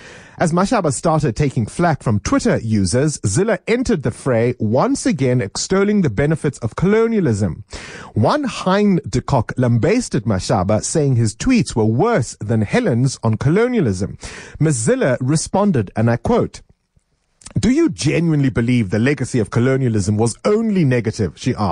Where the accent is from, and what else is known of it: South Africa